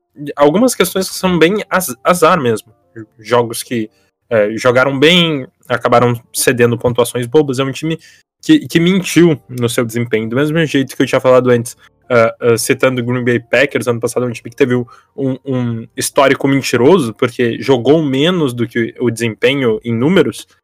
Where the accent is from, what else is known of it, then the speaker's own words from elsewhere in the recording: Porto Alegre, Rio Grande do Sul, Brazil; sou aqui de, de Porto Alegre